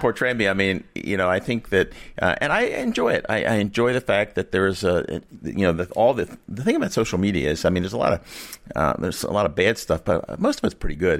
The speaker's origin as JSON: {"language": "English", "town": "Monkton", "region": "Maryland", "country": "United States", "tie": "born or raised there", "said": "I was born in Moncton, Maryland. I live in Moncton, Maryland"}